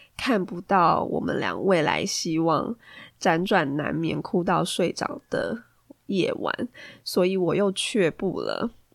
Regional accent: Taiwan; moved away as an adult; now in Australia; 身为台湾人的我

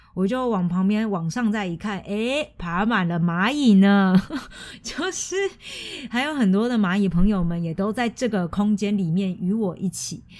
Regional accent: Taiwan; 我是台湾人

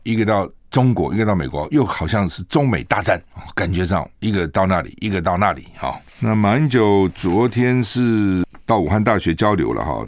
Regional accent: Taiwan; 我是中华民国国民啊，我住在台湾啊

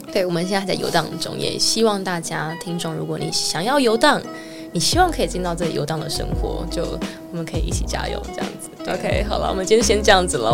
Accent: Keelung, Taiwan; moved away as an adult; now in Taipei, Taiwan; 我是基隆人

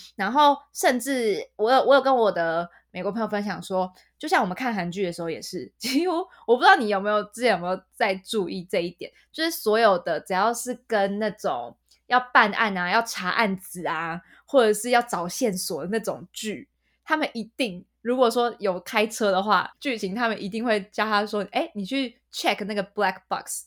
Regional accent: Taiwan; also born or lived in United Kingdom; 我身为一个台湾人

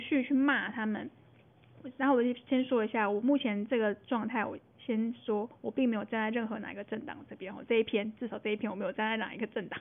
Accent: Taiwan; 我们台湾人有一部分人还先帮日本打完仗了

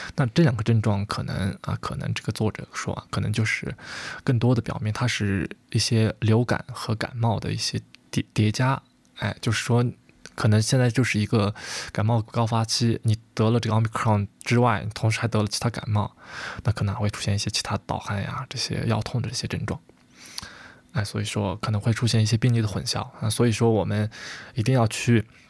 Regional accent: China; 我们中国人

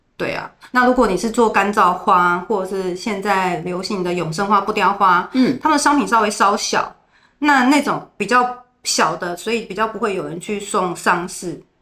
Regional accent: Taipei, Taiwan; moved away as an adult; now in Zhubei, Taiwan; 我们在台北，我从小在台北长大

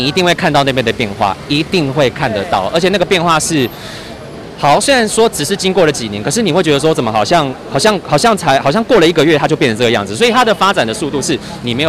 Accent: Sanchong, New Taipei, Taiwan; 我原本是从新北三重那边过来。

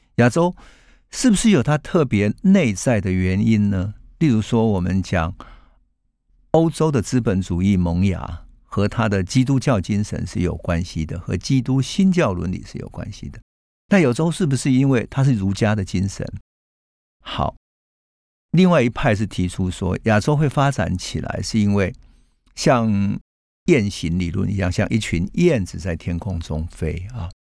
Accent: Taichung, Taiwan; 我们住在台中乡下，现在已经变成高铁站的乌日那里，那是我的家乡。在台中乡下的三合院里面

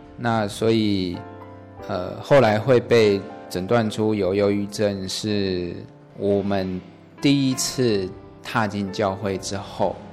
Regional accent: Yilan County, Taiwan; 我乡下是在宜兰，那我们真的是一个非常非常传统的一个乡村的地方。我爷爷从以前，啊，大部分都是在务农这样子

